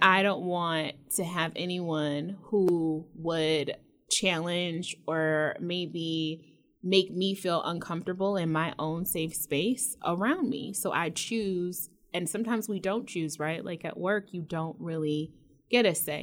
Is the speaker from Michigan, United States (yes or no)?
yes; Metro Detroit, Michigan, United States; moved away as an adult; I moved away from Michigan and I lived out of state and like everyone else, when I was asked, you know, where I was from, I said Detroit